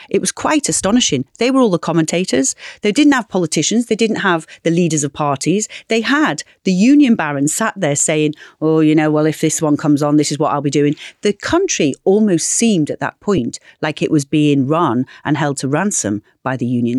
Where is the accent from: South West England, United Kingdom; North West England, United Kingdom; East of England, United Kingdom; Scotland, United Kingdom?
North West England, United Kingdom; Knowsley; growing up in Knowsley